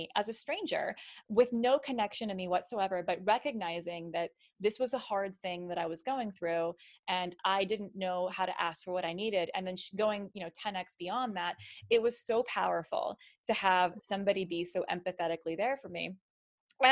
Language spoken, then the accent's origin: English; Las Vegas, Nevada, United States; moved away as an adult; also born or lived in Nashville; I'm from Las Vegas. We recently moved back here, but I was living in Nashville for the past 4 years